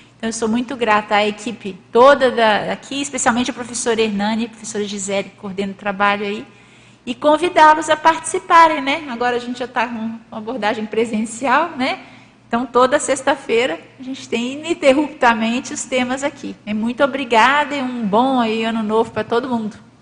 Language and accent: Portuguese; Minas Gerais, Brazil; moved away as an adult; also born or lived in Rio de Janeiro; Eu nasci em Minas Gerais